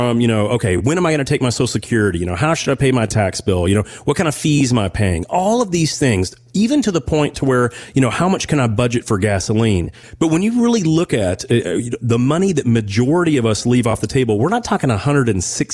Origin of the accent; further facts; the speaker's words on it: Owensboro, Kentucky, United States; moved away; I'm originally from Owensboro